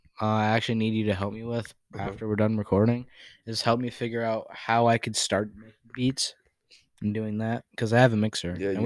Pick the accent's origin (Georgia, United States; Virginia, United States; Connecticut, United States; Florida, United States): Connecticut, United States; moved away; I'm from Connecticut